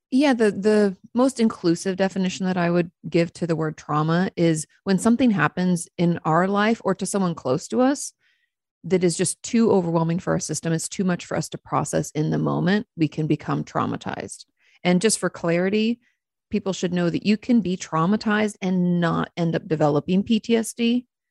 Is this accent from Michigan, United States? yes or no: no; Washington, United States; now in Texas, United States; I grew up in Washington State